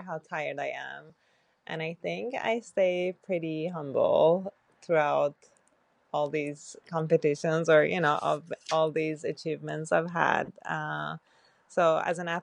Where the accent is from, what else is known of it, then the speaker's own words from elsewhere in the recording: Tehran, Tehran Province, Iran; moved away as an adult; also born or lived in Virginia, United States; now in San Diego, United States; I grew up in Iran. I grew up in Tehran. That's where I was born.